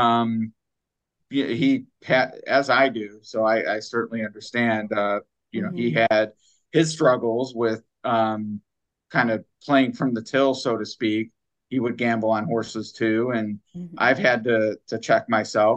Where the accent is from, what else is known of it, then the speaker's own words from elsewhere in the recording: Cleveland, Ohio, United States; I grew up in Cleveland